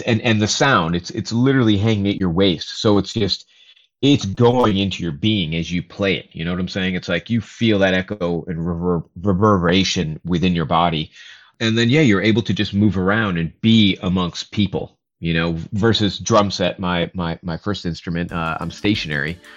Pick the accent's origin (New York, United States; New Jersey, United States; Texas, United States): New York, United States; Rochester; now in Brooklyn, New York, United States; Growing up in Rochester, New York, we'd have these Indian parties every now and then during the summer